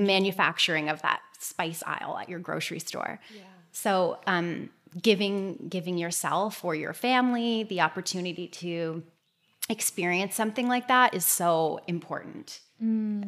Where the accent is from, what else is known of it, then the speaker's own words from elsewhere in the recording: Toronto, Ontario, Canada; I am from Toronto, just outside of Toronto